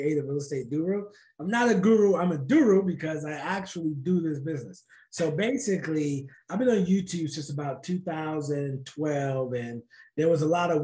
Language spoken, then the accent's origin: English; New Jersey, United States; I was born and raised in Jersey